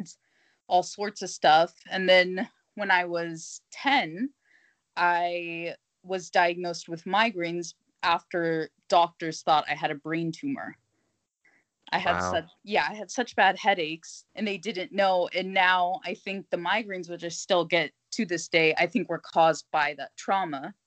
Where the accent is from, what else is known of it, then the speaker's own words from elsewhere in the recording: United States; now in Germany; I'm originally from America, but right now I live in Germany.